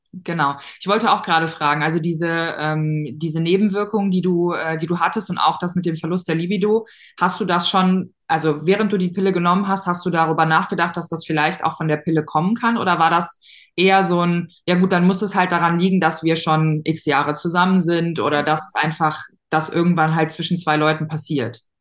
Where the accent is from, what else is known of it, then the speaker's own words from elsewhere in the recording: near Cologne/Bonn, North Rhine-Westphalia, Germany; Ich komme aus der Nähe von äh, Köln, Bonn, da so die NRW-Ecke